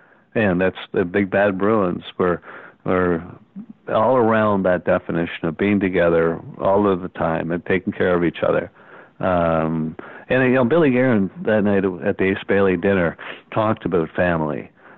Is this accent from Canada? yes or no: yes; Kingston, Ontario, Canada; And when we're from Kingston